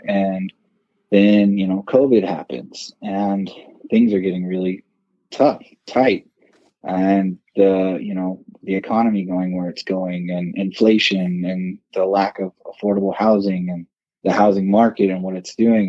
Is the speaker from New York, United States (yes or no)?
no; Southern California, United States; moved away as an adult; also born or lived in Arcadia, California; now in Reno, United States; I actually grew up in Southern California